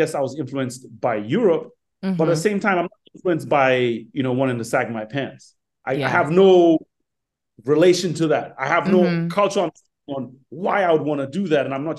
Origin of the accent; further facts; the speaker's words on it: Ghana; born there; I was born in Ghana. I love Ghana. That's home.